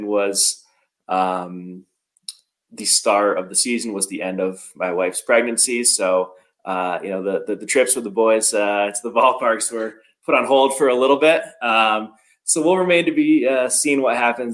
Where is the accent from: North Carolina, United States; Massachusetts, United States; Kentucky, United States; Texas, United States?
Massachusetts, United States; Western; also born or lived in upstate New York / Chicago / Austin / Boston; now in Denver, United States; I grew up in Western Mass.